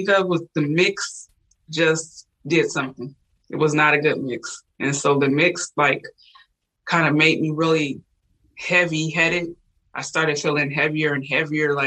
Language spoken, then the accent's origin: English; Washington, United States; moved away as an adult; also born or lived in Puerto Rico; I'm originally from Washington State